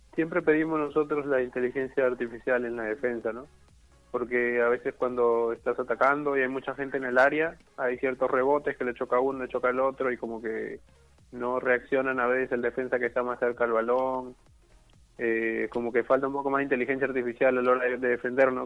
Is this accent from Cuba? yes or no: no; Peru; Hemos ido como seis peruanos, seis peruanos hemos viajado a Chile